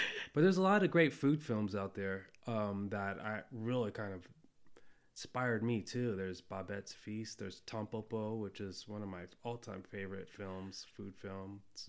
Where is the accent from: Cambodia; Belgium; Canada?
Cambodia; born there; I was born in Cambodia at a time when, you know, famine took over that country.